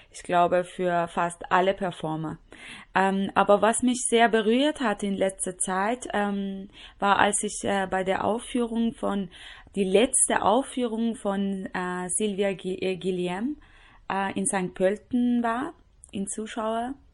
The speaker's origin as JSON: {"language": "German", "town": "Tehran", "region": "Tehran Province", "country": "Iran", "tie": "born there", "second_language": "German", "said": "ich bin in Teheran geboren, 1981."}